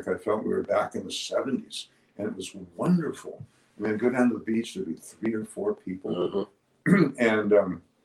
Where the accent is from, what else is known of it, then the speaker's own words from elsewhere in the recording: Honolulu, Hawaii, United States; now in Maui, United States; I went to high school in Honolulu